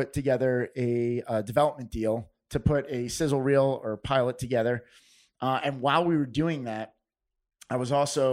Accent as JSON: {"language": "English", "country": "United States", "tie": "born or raised there", "lives_now": "New York, United States", "said": "I grew up 15 minutes outside the city, I'm technically not a native New Yorker"}